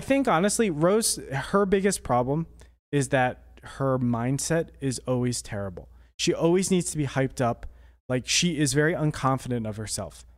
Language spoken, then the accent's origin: English; Toms River, New Jersey, United States; he's from my hometown.